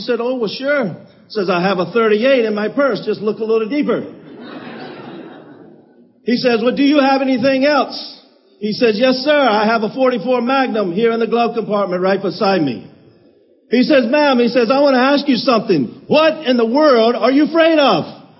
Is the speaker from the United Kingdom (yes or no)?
no; Thomasville, United States; When I grew up in Thomasville